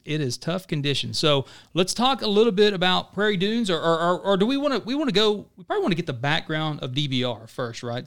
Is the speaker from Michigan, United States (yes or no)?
no; Pittsburg County, Southeast Oklahoma, United States; moved away; I grew up in Southeast Oklahoma, right? So I grew up in Pittsburgh County